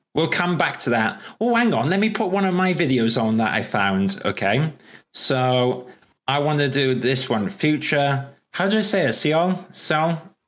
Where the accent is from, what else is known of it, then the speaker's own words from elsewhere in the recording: Wales, United Kingdom; also born or lived in London / Manchester; I can barely speak English because I'm Welsh